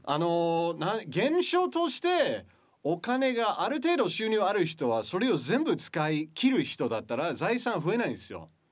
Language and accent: Japanese; Michigan, United States; Japanese is a second language; moved away as an adult; now in Japan; 僕は生まれ育ったのは田舎町